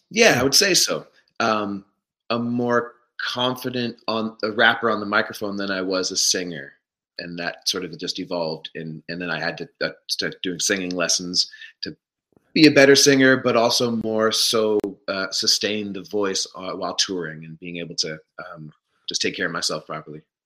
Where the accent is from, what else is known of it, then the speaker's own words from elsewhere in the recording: Stratford, Ontario, Canada; also born or lived in Smooth Rock Falls, Ontario / Mitchell, Ontario / Toronto; I grew up right here where I have landed back to actually in oh, Stratford on in Stratford, Ontario.